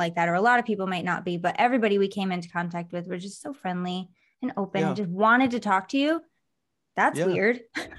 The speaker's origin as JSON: {"language": "English", "region": "Michigan", "country": "United States", "said": "I'm actually originally from Michigan. So when I moved, I don't know if I kept it or lost it."}